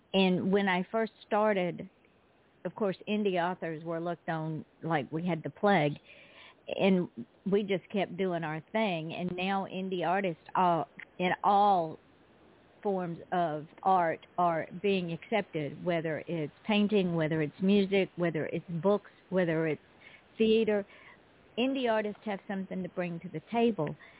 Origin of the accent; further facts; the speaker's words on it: Georgia, United States; moved away; I am originally from Georgia